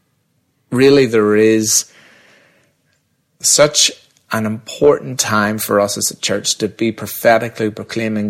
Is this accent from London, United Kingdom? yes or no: no; Northern Ireland, United Kingdom; We very much have a weird identity crisis being Northern Irish.